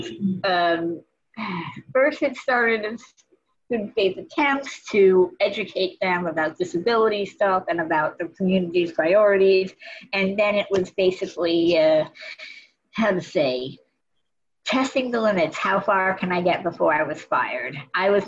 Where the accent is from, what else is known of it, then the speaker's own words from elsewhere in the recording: Los Angeles, California, United States; moved away as an adult; now in Massachusetts, United States; I grew up in Los Angeles and eventually came over to Massachusetts for college and law school